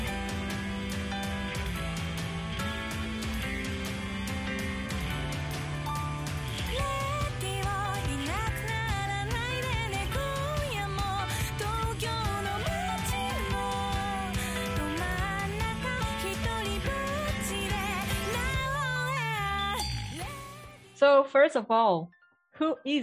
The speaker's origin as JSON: {"language": "English", "country": "Brazil", "second_language": "English", "said": "I'm from Brazil"}